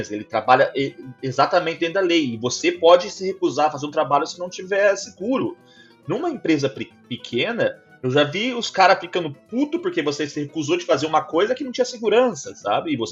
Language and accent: Portuguese; Brazil; also born or lived in Vaughan, Canada; now in Toronto, Canada; E que eu sou brasileiro.